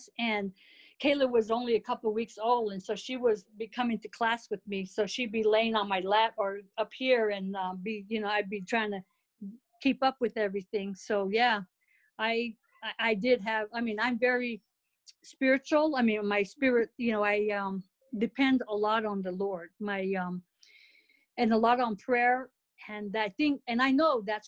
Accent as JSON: {"language": "English", "town": "Winslow", "region": "Arizona", "country": "United States", "also_born_or_lived": "Germany", "said": "I'm from Winslow, Arizona, and the nearest college was Northern Arizona University"}